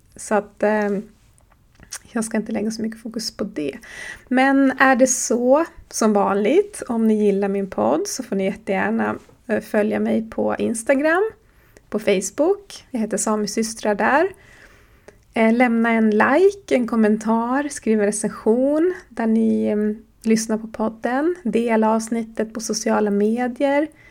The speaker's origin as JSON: {"language": "Swedish", "town": "Horsbotten", "region": "Jämtland", "country": "Sweden", "said": "jag kommer från Horsbotten i Jämtlands län på den svenska sidan av Sápmi"}